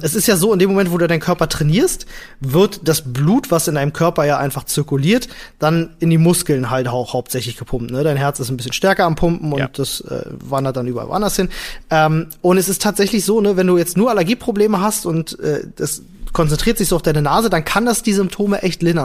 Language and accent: German; Germany; bei uns in Deutschland